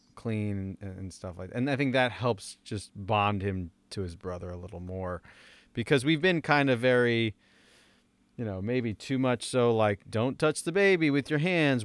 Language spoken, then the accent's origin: English; Roseland, New Jersey, United States; moved away; I went to my hometown, uh, Roseland